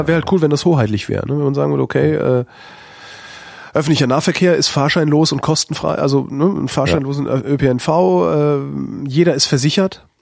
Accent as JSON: {"language": "German", "town": "Cologne", "region": "North Rhine-Westphalia", "country": "Germany", "tie": "born or raised there", "moved": "yes", "lives_now": "Berlin, Germany", "said": "das ist meine Heimatstadt"}